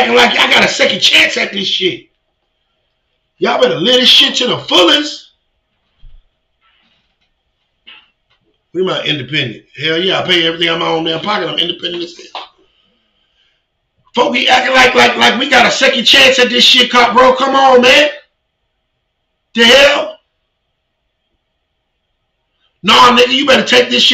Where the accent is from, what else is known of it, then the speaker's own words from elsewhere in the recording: Virginia, United States; moved away; my hometown, Virginia